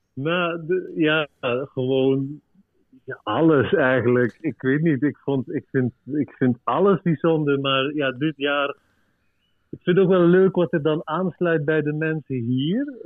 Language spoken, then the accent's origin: Dutch; Belgium; now in Uruguay; want ik ben Belg